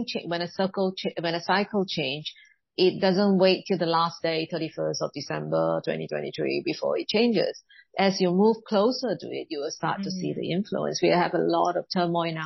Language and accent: English; Singapore; being Chinese origin, I was born in Singapore